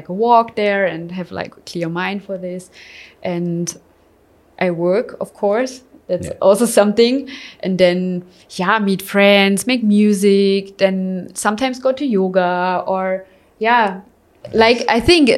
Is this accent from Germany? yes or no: yes; Germany; moved away as an adult; also born or lived in Berlin; now in Bali, Indonesia; I'm from Germany. And I'm living in Bali since, I think, over 1.5 years, almost 2 years